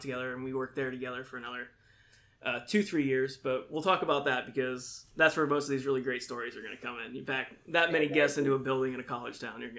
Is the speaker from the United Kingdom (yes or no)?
no; Indiana, Pennsylvania, United States; moved away; got a job at an Elks Lodge back in my hometown, back Indiana, Pennsylvania.